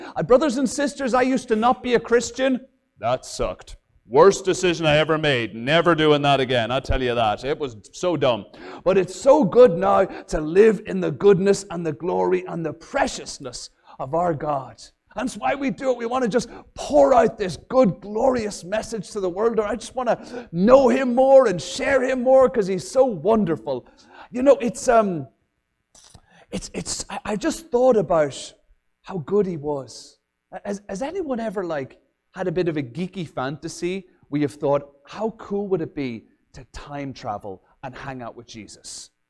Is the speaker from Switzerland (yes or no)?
no; Ireland; also born or lived in England; now in Minnesota, United States; growing up in Ireland, and my dad had a fantastic capacity to never be able to keep a job, so we moved all over from Ireland and England